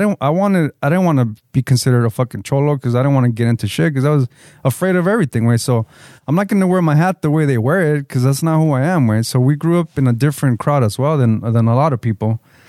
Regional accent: Lynwood, California, United States; I grew up in Lingwood

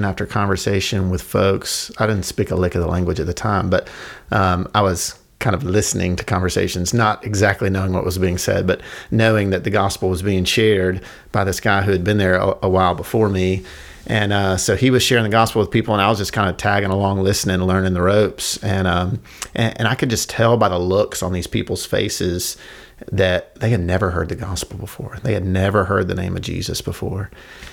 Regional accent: Millington, Tennessee, United States; also born or lived in Jackson, Tennessee / East Asia; I grew up in Millington, like you said, and went to Union University

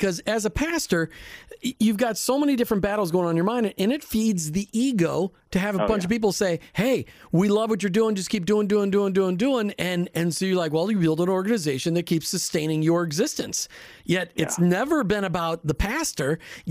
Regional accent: Minnesota, United States; because I grew up in Minnesota where everybody's just nice

